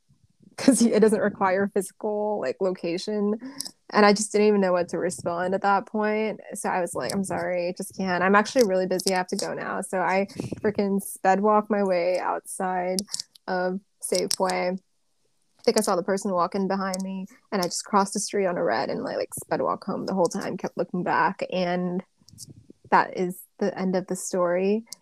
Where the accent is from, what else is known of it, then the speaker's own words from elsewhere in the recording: California, United States; I'm from SoCal.